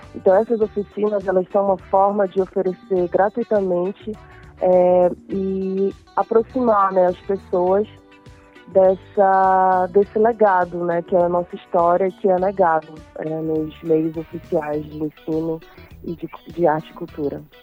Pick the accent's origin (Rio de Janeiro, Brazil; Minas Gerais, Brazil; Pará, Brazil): Pará, Brazil; Irituia; sou do interior de Irituia